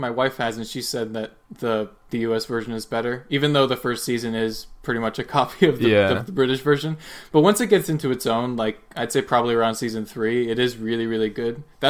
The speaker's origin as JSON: {"language": "English", "country": "United States", "accent": "American", "said": "I always get really annoyed with my accent because I think the American accent sucks."}